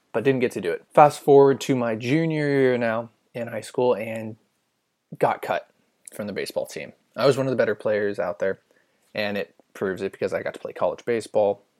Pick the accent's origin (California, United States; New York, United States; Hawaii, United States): California, United States; I'm not fluent in English at all, even though born and raised in California.